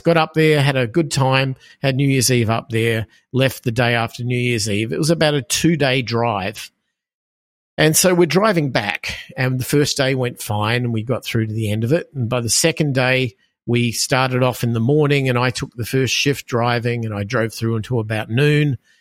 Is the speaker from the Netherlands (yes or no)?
no; Australia; moved away; as people will hear from my accent, I am from Australia originally. Um, I grew up in Australia